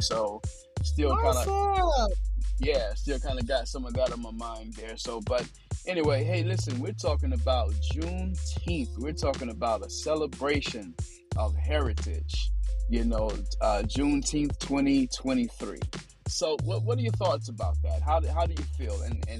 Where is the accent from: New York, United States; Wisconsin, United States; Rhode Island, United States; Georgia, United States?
Georgia, United States; Fort Valley; moved away as an adult; also born or lived in Minneapolis, Minnesota / North Carolina; now in Asheville, United States; I was born and raised in Fort Valley, Georgia. It's, you know, just right down the street from you.